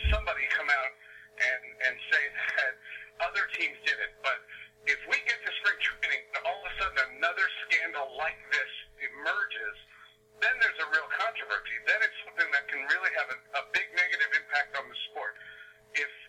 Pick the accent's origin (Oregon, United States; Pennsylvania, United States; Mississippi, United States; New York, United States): New York, United States; New York City; where I grew up in New York City